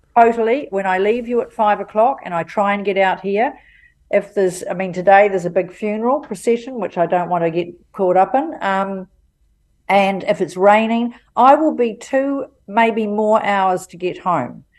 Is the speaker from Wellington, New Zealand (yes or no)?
no; Auckland, New Zealand; I'm from Auckland. Love Auckland. Always been here most of the time